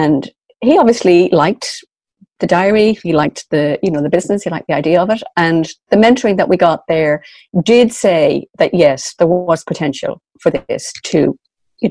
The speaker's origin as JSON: {"language": "English", "town": "Dublin", "region": "Leinster", "country": "Ireland", "tie": "born or raised there", "moved": "as an adult", "lives_now": "Sligo, Ireland", "said": "I was originally from Dublin. So I did all of my growing up in Dublin, but I live in Sligo now on the northwest"}